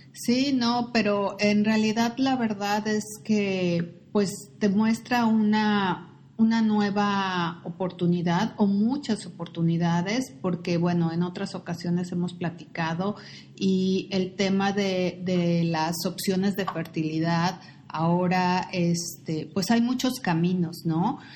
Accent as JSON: {"language": "Spanish", "country": "Mexico", "said": "nosotros como mexicanos, como latinos"}